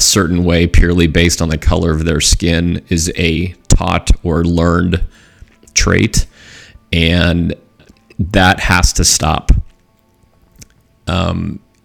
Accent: Southern California, United States; growing up in Southern California

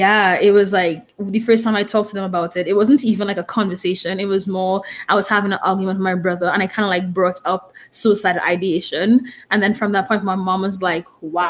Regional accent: Trinidad & Tobago; moved away; I'm from Trinidad and Tobago, if you can tell by my accent.

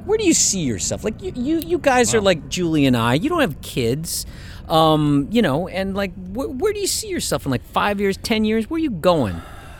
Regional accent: Bullhead City, Arizona, United States; moved away; also born or lived in Michigan; I grew up in Arizona. I'm from Michigan, but I grew up in Arizona. I grew up in the Mojave Desert.

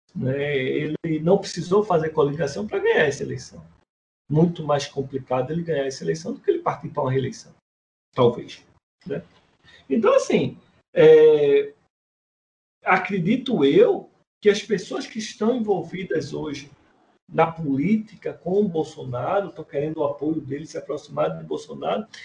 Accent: Pernambuco, Brazil; minha terra, que tive a honra de dar umas voltas com ele aqui no Pernambuco

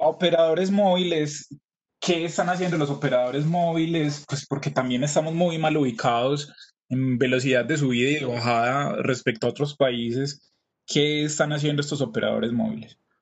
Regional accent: Colombia; pensemos como colombianos

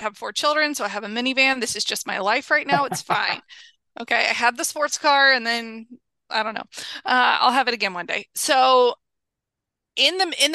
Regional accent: Texas, United States; now in Los Angeles, United States; I grew up in Texas

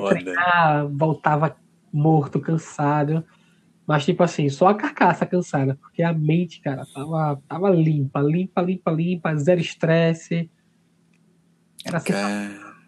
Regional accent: Maceió, Alagoas, Brazil; da minha terra, né, de Maceió

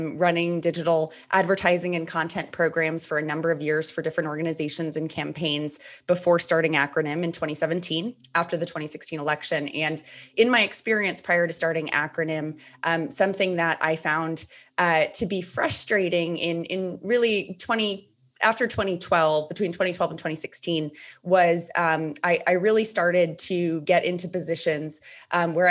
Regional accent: Rhode Island, United States; moved away as an adult; also born or lived in Washington, D.C.; I am in my home state of Rhode Island

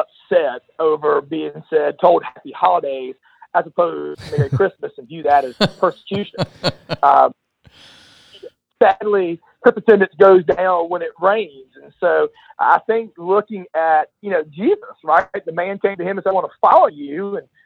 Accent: United States; as an American who has religious freedom

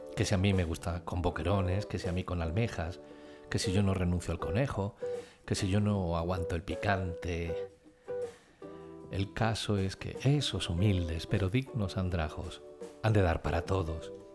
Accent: Sierra Mágina, Andalusia, Spain; moved away; mi último viaje a mi tierra, a Sierra Mágina

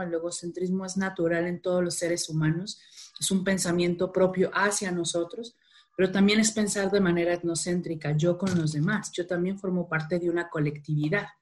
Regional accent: Culiacán, Sinaloa, Mexico; Soy de Culiacán, Sinaloa, digo normalmente eso siempre que hablo en público porque se me salen algunas palabras raras, el vato, el plebe, la morra

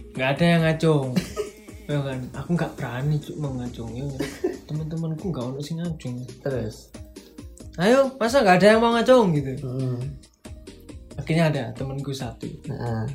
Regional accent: Malang, East Java, Indonesia; born or raised there

